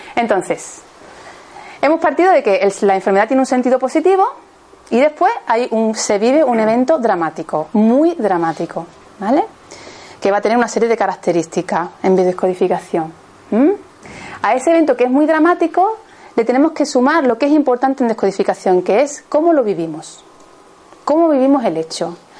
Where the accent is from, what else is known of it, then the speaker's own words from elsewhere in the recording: Seville, Andalusia, Spain; yo soy de Sevilla